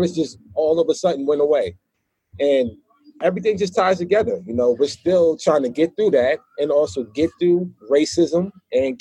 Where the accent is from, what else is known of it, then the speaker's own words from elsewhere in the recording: Newark, New Jersey, United States; I was out here in New Jersey in my hometown where I'm residing at now, Newark, New Jersey